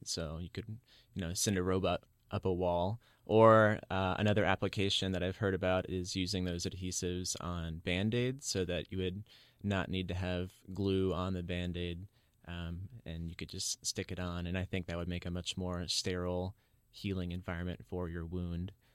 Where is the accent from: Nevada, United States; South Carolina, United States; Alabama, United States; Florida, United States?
South Carolina, United States; Charleston; I grew up in Charleston, South Carolina, so near the Atlantic Ocean